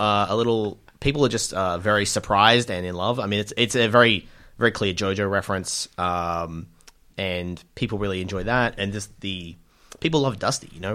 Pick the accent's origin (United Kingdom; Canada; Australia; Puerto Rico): Australia; spending a lot of time in the U S as an Australian